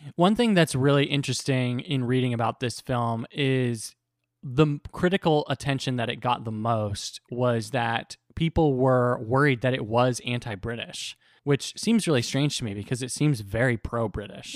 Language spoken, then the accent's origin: English; United States; as an American